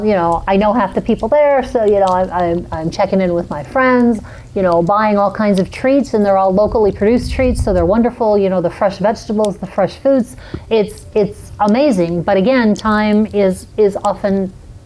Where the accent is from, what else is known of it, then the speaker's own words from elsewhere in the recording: New York, United States; moved away; I grew up in New York